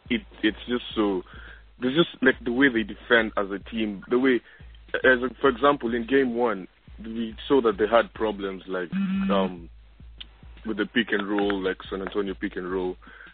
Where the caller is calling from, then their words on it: Australia; I'm calling from Australia.